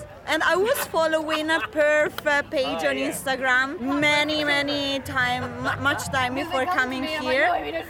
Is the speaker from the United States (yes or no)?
no; Bergamo, Lombardy, Italy; from Bergamo.